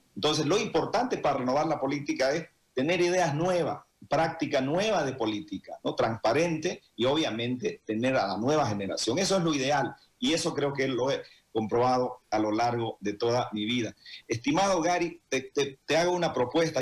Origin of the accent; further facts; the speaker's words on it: Santa Cruz, Bolivia; todo cruceño